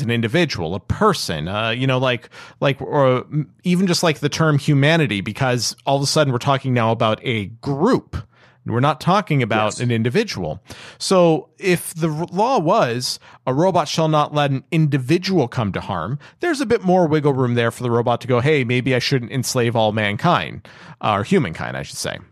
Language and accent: English; Canada; I'm Canadian